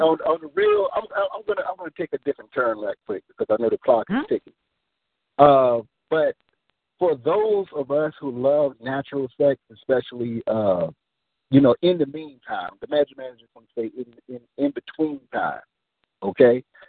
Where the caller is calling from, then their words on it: Nashville, Tennessee, United States; I'm calling from Nashville.